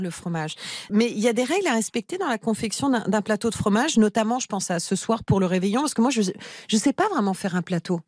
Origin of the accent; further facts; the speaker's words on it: Normandy, France; je suis normande